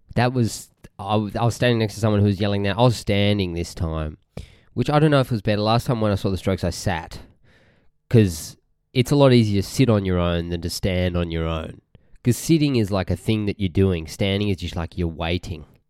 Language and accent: English; Australia; Now, Australians can't say arse. It sounds so wrong. We say